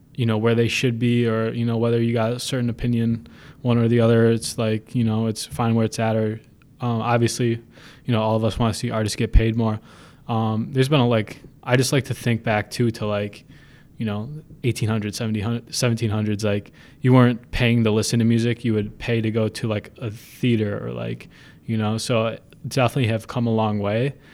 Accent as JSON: {"language": "English", "town": "Buffalo", "region": "New York", "country": "United States", "said": "I'm from Buffalo."}